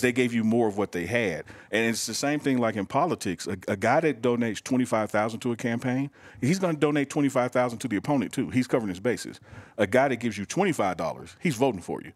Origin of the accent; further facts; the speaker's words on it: Mississippi, United States; I'm black from Mississippi